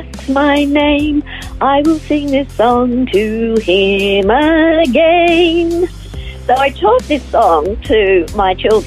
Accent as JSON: {"language": "English", "town": "Melbourne", "region": "Victoria", "country": "Australia", "tie": "born or raised there", "also_born_or_lived": "Ivanhoe / United States", "lives_now": "Phillip Island, Australia", "said": "I was born in Ivanhoe and raised in Melbourne"}